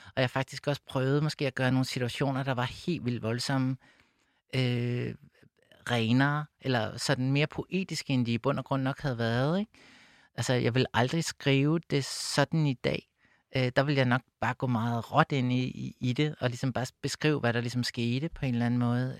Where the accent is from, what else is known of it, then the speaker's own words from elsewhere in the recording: Copenhagen, Capital Region of Denmark, Denmark; jeg voksede op ude på Amager